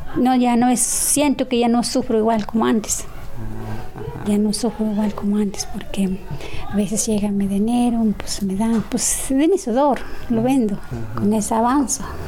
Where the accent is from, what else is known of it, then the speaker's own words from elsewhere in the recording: Nuevo Chintipán, Veracruz, Mexico; soy de Nuevo Chintipán